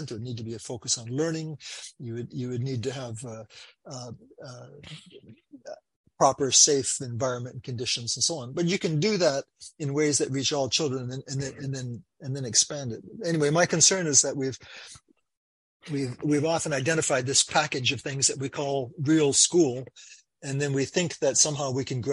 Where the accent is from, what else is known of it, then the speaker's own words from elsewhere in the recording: Canada; I'm from Canada